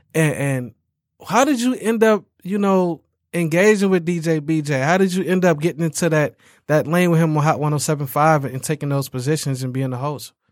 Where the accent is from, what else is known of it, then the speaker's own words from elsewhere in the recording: Detroit, Michigan, United States; I'm actually from Detroit, Michigan